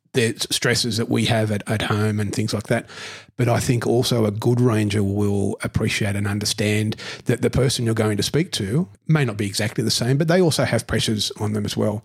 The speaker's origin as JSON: {"language": "English", "town": "Newcastle", "region": "New South Wales", "country": "Australia", "tie": "born or raised there", "said": "I grew up in Newcastle"}